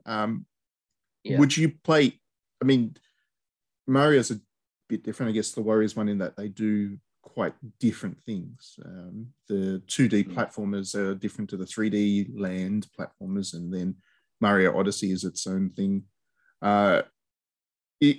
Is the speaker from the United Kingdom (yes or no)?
no; Australia